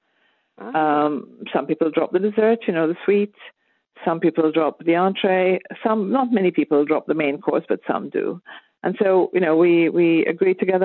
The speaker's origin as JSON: {"language": "English", "country": "Malta", "tie": "born or raised there", "moved": "yes", "lives_now": "Bologna, Italy", "said": "the cooking that I grew up with in Malta is very garlicky"}